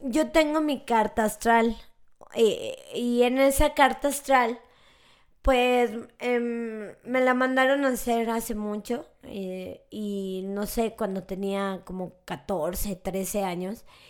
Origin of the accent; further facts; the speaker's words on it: Mexico; los mexicanos y los latinos tenemos mucho este pensamiento mágico